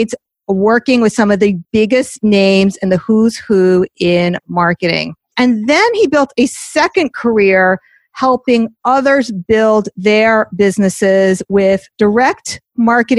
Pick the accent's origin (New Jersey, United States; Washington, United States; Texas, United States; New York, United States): New Jersey, United States; Teaneck; I'm from Teaneck, so that's like the top of the turnpike